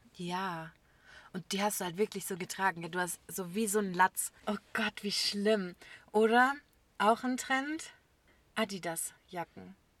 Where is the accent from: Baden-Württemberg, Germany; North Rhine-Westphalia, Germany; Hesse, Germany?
Baden-Württemberg, Germany; Böblingen; bei uns in Böblingen